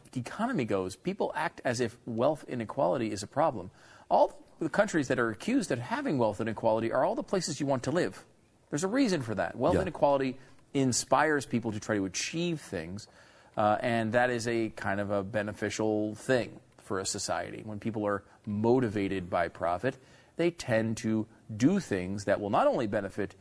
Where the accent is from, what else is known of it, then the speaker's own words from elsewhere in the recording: Connecticut, United States; I grew up in Connecticut.